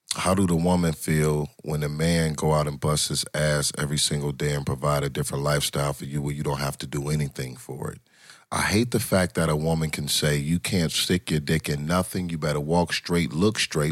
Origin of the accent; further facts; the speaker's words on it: Detroit, Michigan, United States; moved away as an adult; now in Atlanta, United States; I'm originally from Detroit. I live, been in Atlanta